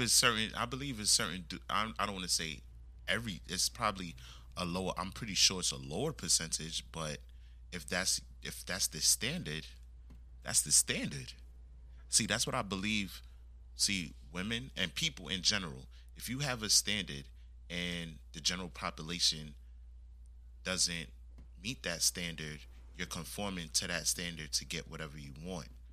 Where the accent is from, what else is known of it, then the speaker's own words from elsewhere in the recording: United States; I was born here in the States, but my background is West Indian